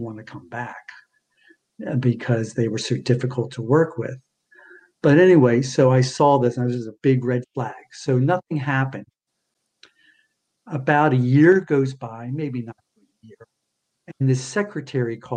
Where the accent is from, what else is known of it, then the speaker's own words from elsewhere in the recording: Baltimore, Maryland, United States; now in Los Angeles, United States; I'd probably be much happier living on the East Coast. That's where I was born and raised. I was born in Baltimore.